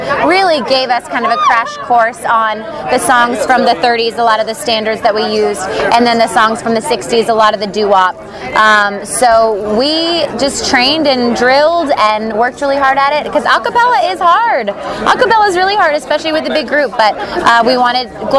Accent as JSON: {"language": "English", "region": "California", "country": "United States", "tie": "born or raised there", "said": "I grew up in California"}